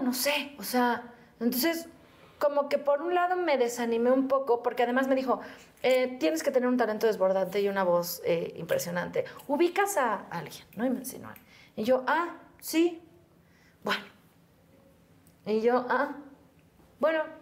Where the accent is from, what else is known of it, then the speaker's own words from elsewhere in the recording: Mexico City, Mexico; Y yo, ah, de aquí, de México. De Xochimilco